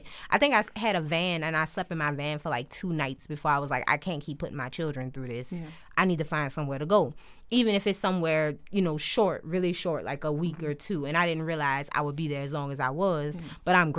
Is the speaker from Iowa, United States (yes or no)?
no; New Orleans, Louisiana, United States; I'm from Uptown. I grew up Uptown, right up the street from the Magnolia, between Washington and 2nd. So I've been that way my entire life up until recently. So now I stay in the East. But the Uptown is home.